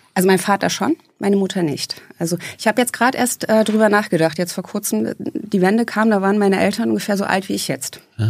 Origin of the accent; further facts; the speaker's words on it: Eisenhüttenstadt, Brandenburg, Germany; now in Hesse, Germany; Ich bin in Eisenhüttenstadt aufgewachsen